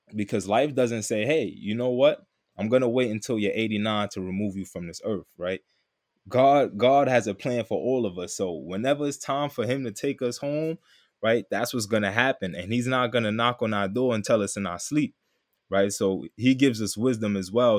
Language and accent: English; New York City, New York, United States; also born or lived in Texas; I'm from Queens, New York